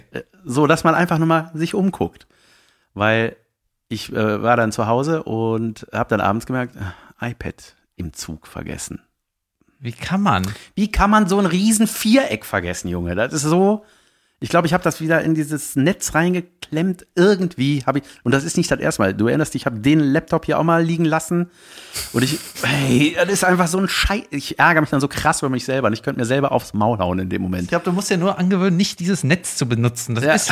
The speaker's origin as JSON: {"language": "German", "town": "Munich", "region": "Bavaria", "country": "Germany", "said": "Ich komme aus München."}